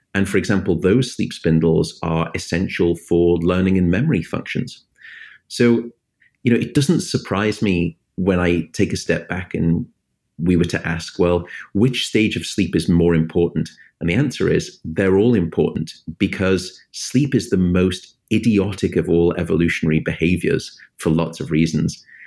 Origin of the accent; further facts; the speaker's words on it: United Kingdom; now in United States; my home country, the United Kingdom